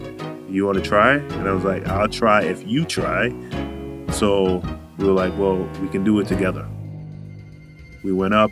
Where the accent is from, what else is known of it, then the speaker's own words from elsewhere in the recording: Charlotte Amalie, U.S. Virgin Islands; moved away; I'm a CTTC from St. Thomas, Virgin Islands